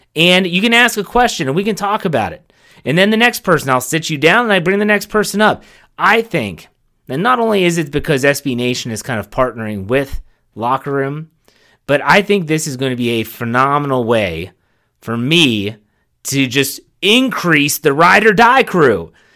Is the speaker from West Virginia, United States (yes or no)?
yes; Wheeling, West Virginia, United States; I'm from Wheeling, West Virginia, okay? I'm from West Virginia